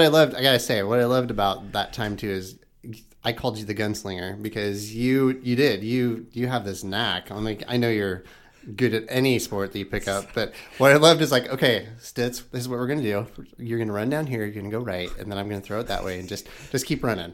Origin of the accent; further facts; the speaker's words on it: Knoxville, Iowa, United States; I grew up in Knoxville, lived in, in Knoxville, never left Knoxville